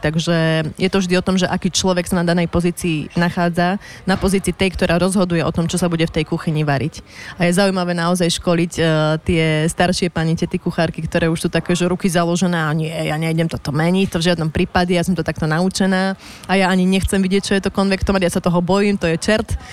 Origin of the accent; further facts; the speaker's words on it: Martin, Žilina Region, Slovakia; moved away as an adult; also born or lived in Bratislava; som z malého mesta, tak to varenie denné bolo u nás prirodzené